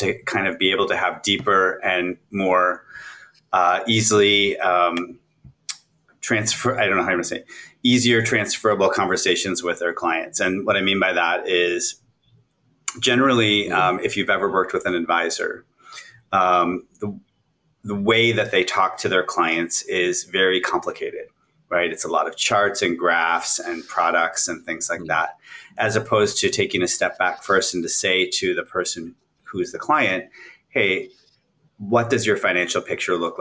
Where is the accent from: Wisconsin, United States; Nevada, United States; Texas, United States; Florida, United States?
Wisconsin, United States; outside of Milwaukee, Midwest; moved away; I grew up in the Midwest originally outside of Milwaukee